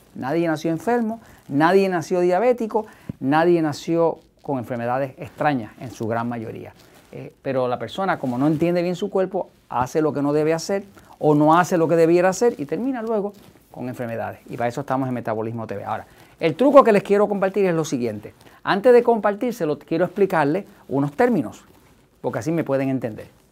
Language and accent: Spanish; Puerto Rico; nosotros no hablamos en Puerto Rico, no hablamos español